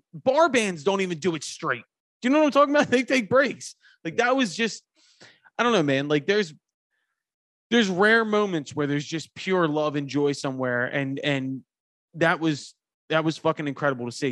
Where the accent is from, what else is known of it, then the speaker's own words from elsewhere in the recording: Philadelphia, Pennsylvania, United States; I am from Philadelphia